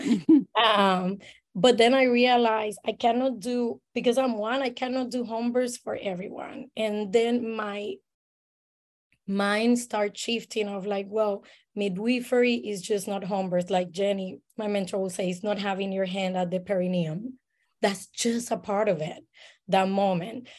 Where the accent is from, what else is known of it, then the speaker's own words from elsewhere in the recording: Puerto Rico; moved away as an adult; now in Saint Petersburg, United States; I am born and raised in Puerto Rico